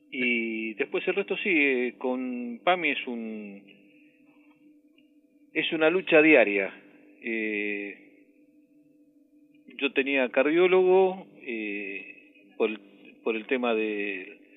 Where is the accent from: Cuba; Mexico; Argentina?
Argentina; Villa Celina, Buenos Aires Province; De Villa Celina.